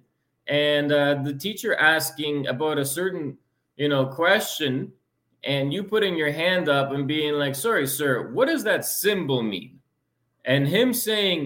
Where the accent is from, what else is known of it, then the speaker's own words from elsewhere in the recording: Lviv, Lviv Oblast, Ukraine; moved away; also born or lived in London, Ontario; I was born in Lviv, Ukraine, a very western part of Ukraine, close to Poland, Eastern Europe